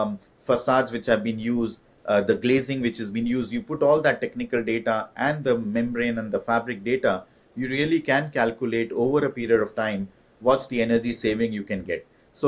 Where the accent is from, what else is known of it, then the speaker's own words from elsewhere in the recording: India; moved away as an adult; when I moved from India to do my MBA in France